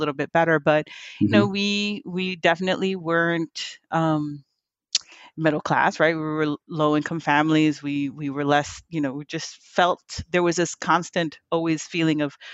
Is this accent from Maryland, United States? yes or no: no; Philadelphia, Pennsylvania, United States; also born or lived in Hialeah, Miami, Florida; So I got to spend maybe from like 5 to 10, 15, somewhere around there, in North Philly